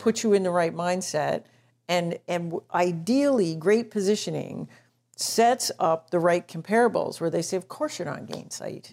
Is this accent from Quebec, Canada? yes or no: no; Toronto, Ontario, Canada; I'm from Toronto